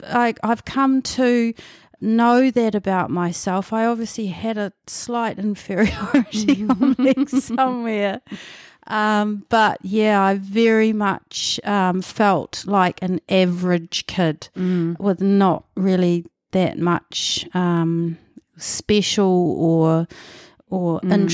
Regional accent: Manutuke, Gisborne, New Zealand; born there; I was born in Manatuki, which is Gisborne was my big town, about 30, 40 minutes out of Gisborne, near Yangnick's Head around there, another Moriwai actually.

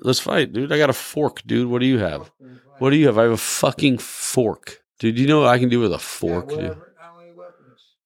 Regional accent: Colombia; also born or lived in Wichita, Kansas, United States; now in United States; I was born in Wichita, Kansas. And raised in Colombia. I was raised in Colombia.

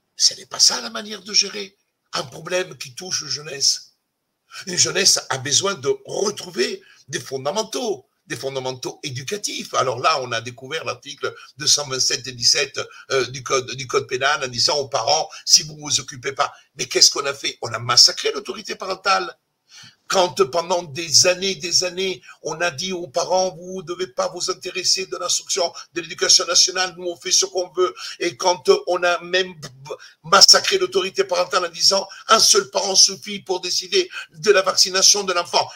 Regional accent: Italy; French is a second language; now in France; je suis italien

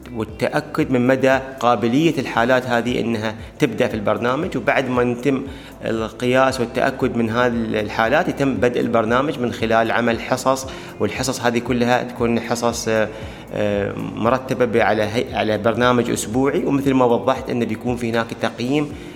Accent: Dubai, United Arab Emirates; عندنا في دبي وفي الإمارات

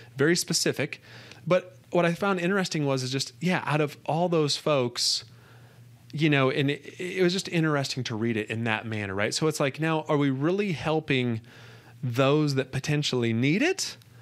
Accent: United States; being an American

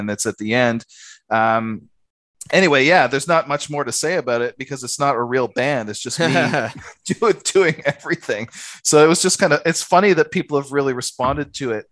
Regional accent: Canada; moved away as an adult; now in Australia; when I first came to Australia, because I'm Canadian, I came to Australia

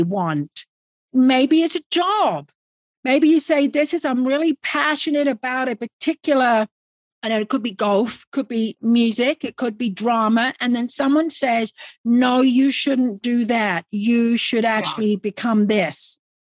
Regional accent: England, United Kingdom; now in Arizona, United States; we're both English

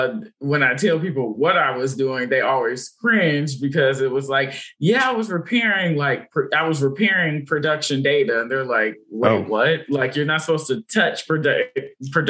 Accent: Berkeley, California, United States; moved away; I'm originally from California, Bay Area, Berkeley, California.

